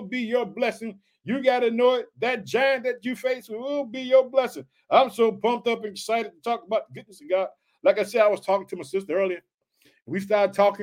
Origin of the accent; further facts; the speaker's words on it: Illinois, United States; also born or lived in Chicago; the state of Illinois, which is my home state. I live in the city of Chicago.